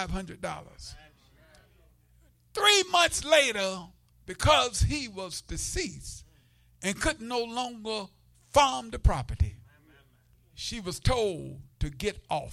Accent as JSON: {"language": "English", "region": "the South", "country": "United States", "tie": "born or raised there", "said": "growing up in the South, segregated South, sharecropper child"}